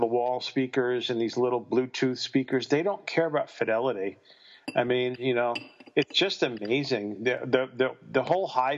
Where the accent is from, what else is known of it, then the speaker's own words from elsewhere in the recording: North Massapequa, New York, United States; moved away as an adult; also born or lived in Queens / Los Angeles; I was born in Queens, but I wasn't raised there. We lived out on the island in the suburbs. And I grew up in Massapequa, or actually technically North Massapequa, Long Island